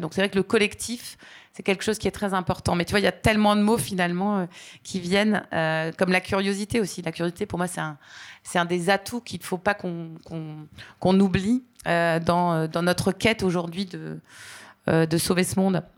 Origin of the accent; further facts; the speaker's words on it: Aix-en-Provence, Provence-Alpes-Côte d'Azur, France; moved away as an adult; je suis originaire d'Aix-en-Provence, une ville étudiante très sympathique